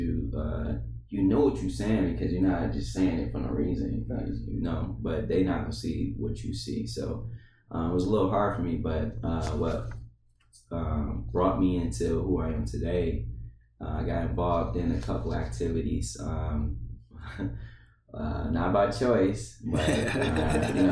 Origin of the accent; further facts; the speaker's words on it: Detroit, Michigan, United States; also born or lived in Sterling Heights, Michigan; I grew up in Detroit, Michigan, with mm-hmm. my mother, my father, and my three brothers